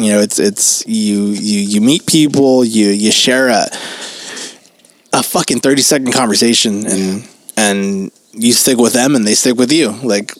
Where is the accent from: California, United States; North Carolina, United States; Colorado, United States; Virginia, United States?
California, United States; Los Angeles; we're from Los Angeles.